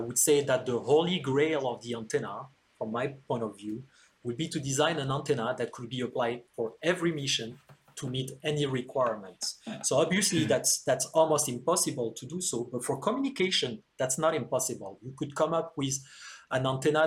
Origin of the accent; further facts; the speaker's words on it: France; moved away; I was born and raised in France